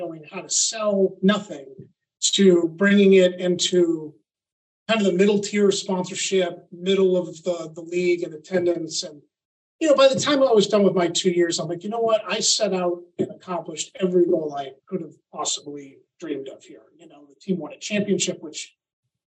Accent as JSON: {"language": "English", "town": "Boston", "region": "Massachusetts", "country": "United States", "said": "I'm originally from the Boston, Massachusetts area"}